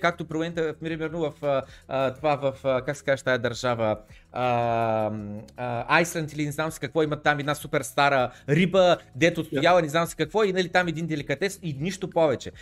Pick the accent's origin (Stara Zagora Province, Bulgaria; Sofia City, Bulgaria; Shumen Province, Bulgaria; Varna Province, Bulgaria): Varna Province, Bulgaria; Varna; аз съм от Варна